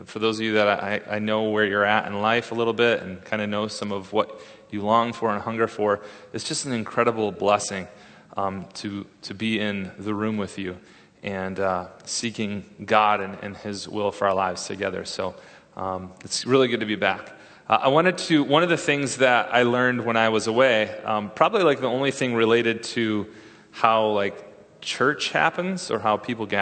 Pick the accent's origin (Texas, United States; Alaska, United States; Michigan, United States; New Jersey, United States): Michigan, United States; West; now in Redlands, United States; West Michigan, like my hometown